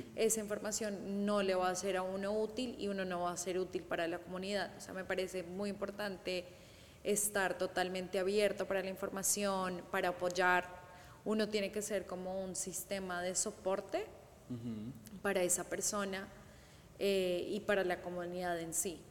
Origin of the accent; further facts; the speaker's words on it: Colombia; yo soy de Colombia